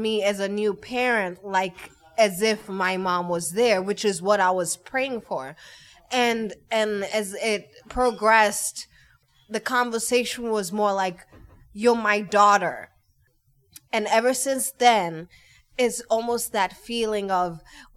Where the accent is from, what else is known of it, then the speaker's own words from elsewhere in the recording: Kenya; moved away; I am originally from Kenya. I have no family here apart from my husband's family.